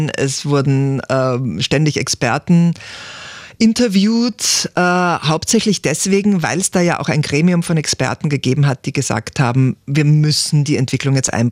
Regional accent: Perchtoldsdorf, Lower Austria, Austria; Aufgewachsen im Berchtoldsdorf.

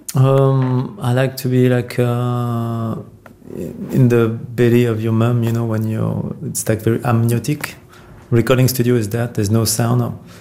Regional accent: Versailles, Île-de-France, France; also born or lived in Paris; I grew up in Versailles, which is a pretty ancient town. So and in Paris

